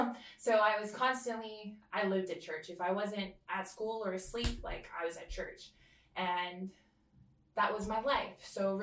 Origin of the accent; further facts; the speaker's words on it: Oahu, Hawaii, United States; also born or lived in California / American Samoa; I grew up in California, Oahu. I grew up and American Samoa. So I kind of moved literally to all three places every so often. But Hawaii is home to me. I am full Samoan though, just to be clear.